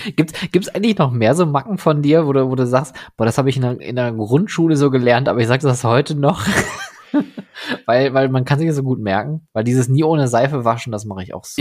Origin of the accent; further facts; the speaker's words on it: Oberhausen, North Rhine-Westphalia, Germany; ich bin ja am, am Rande von Oberhausen groß geworden, direkt an der Stadtgrenze zu Duisburg